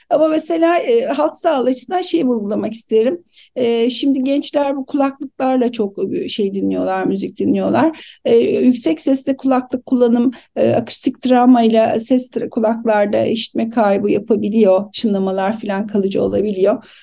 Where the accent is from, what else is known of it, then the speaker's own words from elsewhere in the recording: Aegean Region, Turkey; Herhalde sebebi de aslında Ege'liyim. Akdeniz mutfağına bağlıyorum.